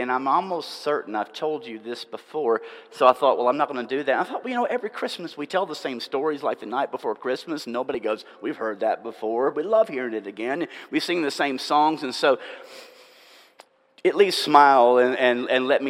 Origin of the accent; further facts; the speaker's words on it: Nashville, Tennessee, United States; also born or lived in Franklin, Tennessee / Murfreesboro, Tennessee; about 30 miles from where I grew up in Nashville and Franklin